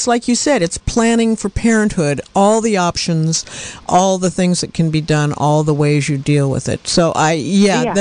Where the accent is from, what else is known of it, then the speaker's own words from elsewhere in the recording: Portland, Oregon, United States; now in Mendocino County, United States; I'm from Oregon, Portland, Oregon